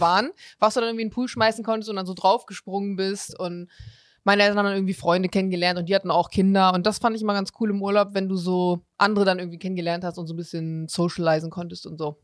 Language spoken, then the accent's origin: German; Bremen, Germany; Ich komme tatsächlich aus Bremen.